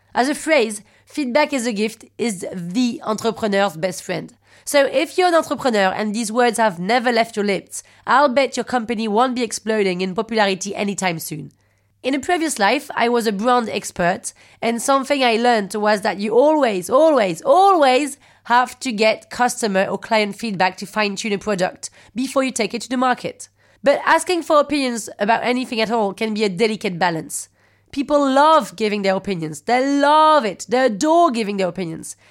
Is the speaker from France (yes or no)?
yes; France; accent: French; English is a second language; I'm French